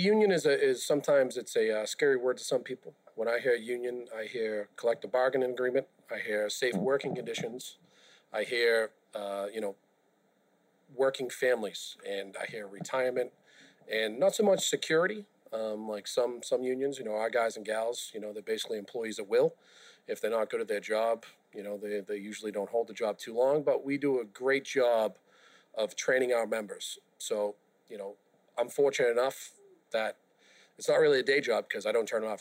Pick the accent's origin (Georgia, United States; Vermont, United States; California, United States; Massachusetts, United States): Massachusetts, United States; Boston; I grew up in South Boston